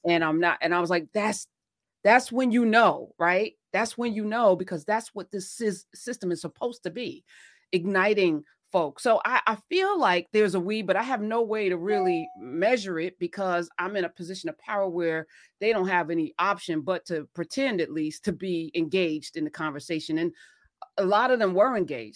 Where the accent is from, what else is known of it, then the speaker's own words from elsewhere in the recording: New Jersey, United States; I'm from Jersey